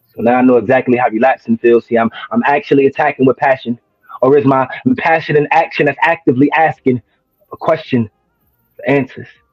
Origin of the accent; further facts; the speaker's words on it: New Jersey, United States; moved away as an adult; now in Williamston, United States; I'm originally from New Jersey